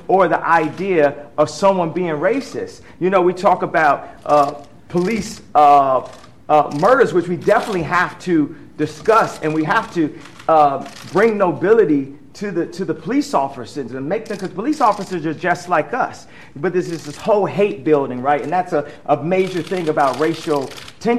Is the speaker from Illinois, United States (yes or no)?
yes; Chicago, Illinois, United States; my hometown of Chicago